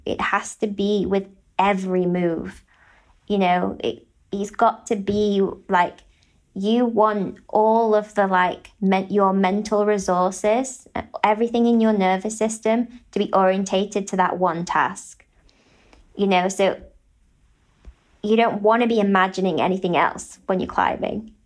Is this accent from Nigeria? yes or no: no; United Kingdom; as a British person